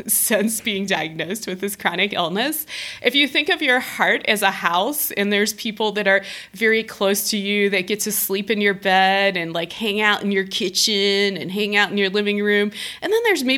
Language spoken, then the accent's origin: English; Ohio, United States; now in Denver, United States; moving back to Ohio, to my home state